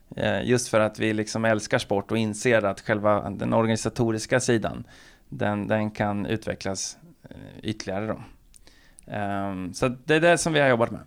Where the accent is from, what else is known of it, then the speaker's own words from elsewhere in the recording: Linköping, Östergötland, Sweden; jag är ju från Linköping